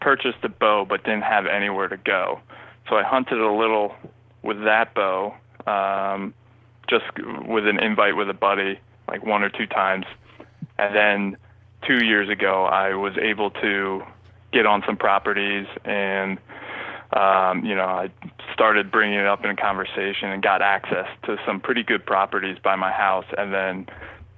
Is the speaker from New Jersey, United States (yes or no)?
yes; Princeton, New Jersey, United States; also born or lived in Michigan; growing up in New Jersey